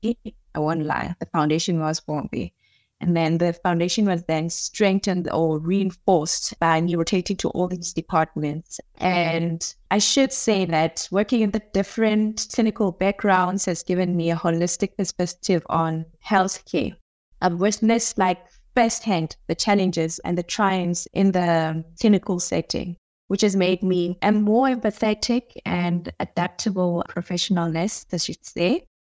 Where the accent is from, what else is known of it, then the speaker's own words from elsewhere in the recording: Nigel, Gauteng, South Africa; I grew up in Duduza. It's a very small township